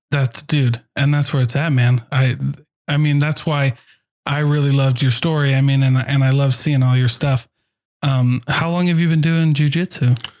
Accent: Hawaii, United States; I'm Hawaiian.

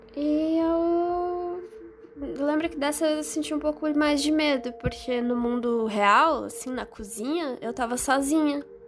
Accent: Curitiba, Paraná, Brazil; eu sou natural de Curitiba

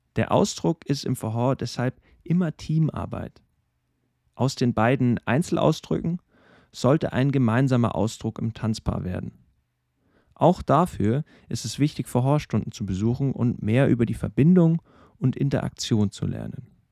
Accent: Regensburg, Bavaria, Germany; in meiner Heimatstadt, in Regensburg

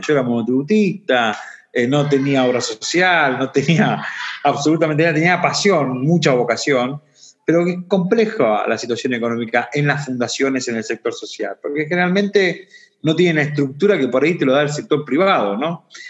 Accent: Boulogne Sur Mer, Buenos Aires Province, Argentina; also born or lived in San Juan; donde prácticamente me crié en el Bajo Bulogne

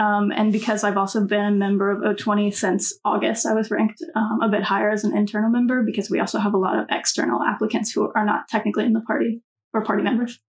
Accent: North Carolina, United States; moved away

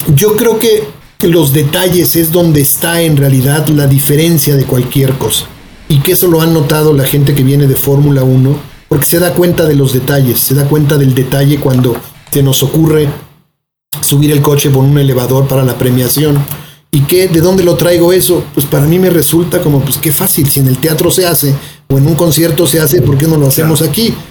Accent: Mexico City, Mexico; no somos capaces los chilangos

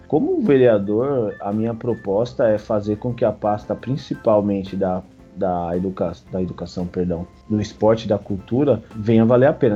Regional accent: Guarulhos, São Paulo, Brazil; born or raised there

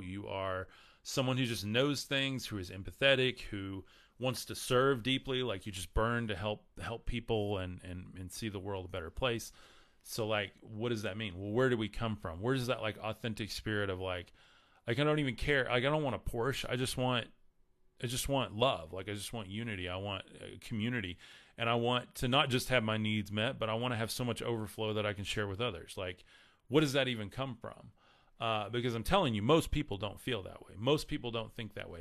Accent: Texas, United States; I'm from Texas

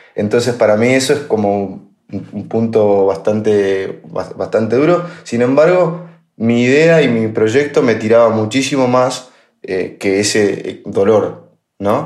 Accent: La Pampa, Argentina; moved away as an adult; also born or lived in Buenos Aires; yo ya me crié en La Pampa

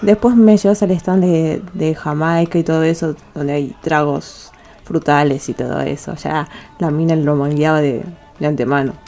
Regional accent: Argentina; como somos los argentinos

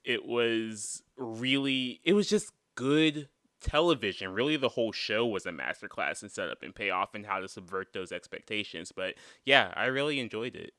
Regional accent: North Carolina, United States; I am a person from North Carolina

